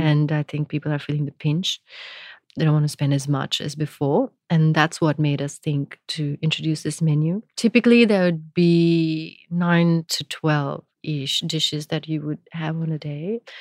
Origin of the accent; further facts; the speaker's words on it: India; now in Melbourne, Australia; I grew up in India